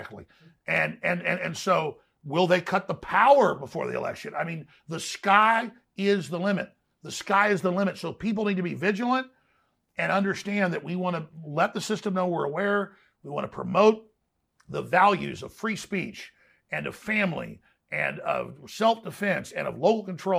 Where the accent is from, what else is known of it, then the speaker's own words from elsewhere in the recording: Dallas, Texas, United States; growing up in Dallas